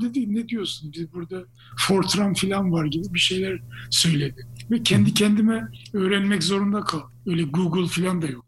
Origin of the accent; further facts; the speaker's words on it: Gölköy, Ordu, Turkey; moved away as an adult; also born or lived in England; ben o köyde doğdum büyüdüm